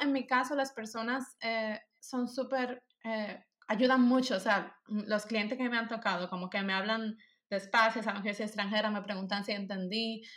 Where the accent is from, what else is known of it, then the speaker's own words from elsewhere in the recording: Dominican Republic; first language Spanish; moved away as an adult; now in Germany; Cuando yo vivía allá